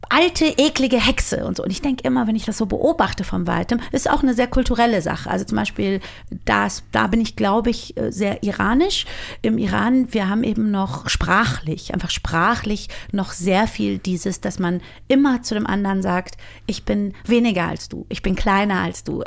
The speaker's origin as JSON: {"language": "German", "country": "Germany", "tie": "born or raised there", "said": "ich bin ja nun mal in Deutschland aufgewachsen"}